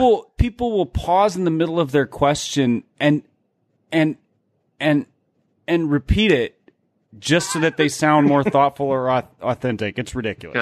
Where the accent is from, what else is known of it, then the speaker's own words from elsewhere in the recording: Midwest, United States; growing up in the Midwest